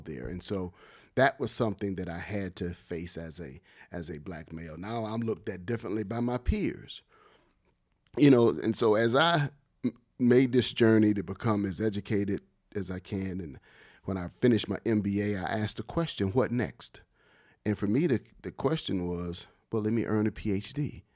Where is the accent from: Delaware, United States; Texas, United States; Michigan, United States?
Delaware, United States; Wilmington; growing up in Wilmington and playing basketball at the H Street Center